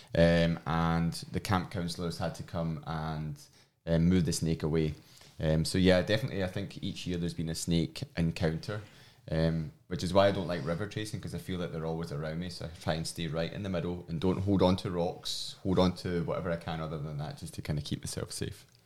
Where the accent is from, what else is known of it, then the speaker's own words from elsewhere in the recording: Glasgow, Scotland, United Kingdom; accent: strong Scottish; moved away; my strong Scottish accent. Um, I'm from Glasgow